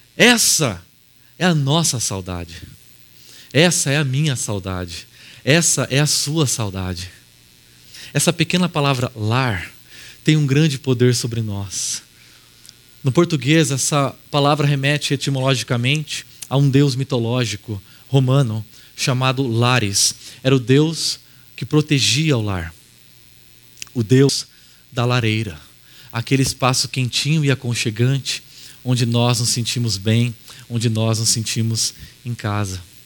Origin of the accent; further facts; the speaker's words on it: Araraquara, São Paulo, Brazil; moved away; eu voltei para Araraquara, que é minha cidade natal, e eu comecei a caminhar por um instante pelas ruas onde eu cresci